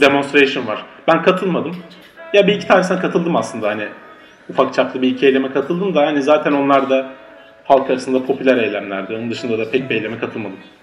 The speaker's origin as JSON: {"language": "Turkish", "country": "Turkey", "moved": "yes", "lives_now": "Berlin, Germany", "said": "biz Türkler olarak"}